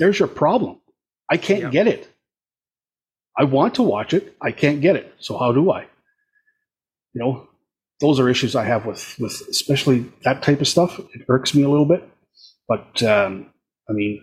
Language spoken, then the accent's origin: English; Canada; As a Canadian